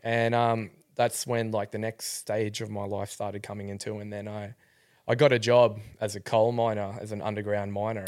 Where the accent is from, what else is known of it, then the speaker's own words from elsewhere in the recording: Rockhampton, Queensland, Australia; I grew up in Rockhampton.